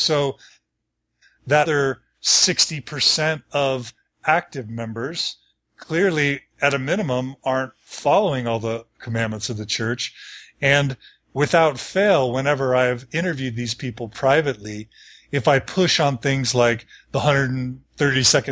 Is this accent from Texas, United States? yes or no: yes; Texas, United States; moved away as an adult; also born or lived in Dallas / Washington, District of Columbia, United States / Chicago / Seattle; now in Logan, United States; I grew up in Texas the whole time